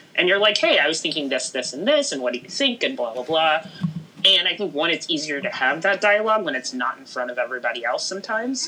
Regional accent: Houston, Texas, United States; I grew up in Houston, Texas

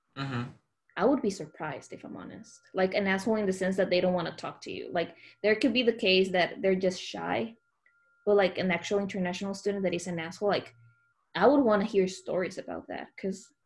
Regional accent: Honduras; moved away; I was from Honduras

